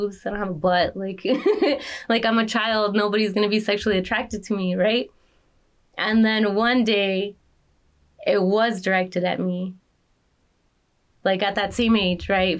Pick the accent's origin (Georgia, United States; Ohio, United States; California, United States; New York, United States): California, United States; Los Angeles; I grew up in Pacoima